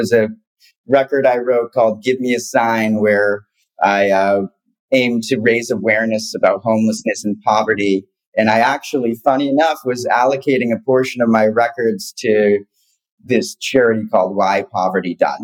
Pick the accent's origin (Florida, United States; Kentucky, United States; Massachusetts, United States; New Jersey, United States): Massachusetts, United States; Boston; moved away; also born or lived in Venice Beach, California; I grew up in Boston